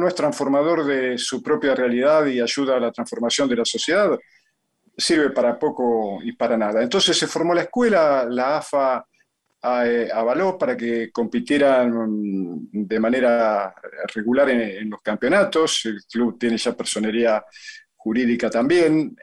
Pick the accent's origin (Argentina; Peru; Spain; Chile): Argentina; Yo nací en Argentina porque, bueno, porque mi mamá estaba acá